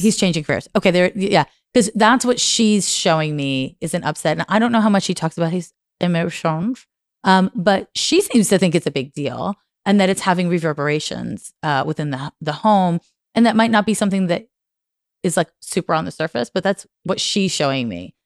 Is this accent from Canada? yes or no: yes; Montreal, Quebec, Canada; I'm from Montreal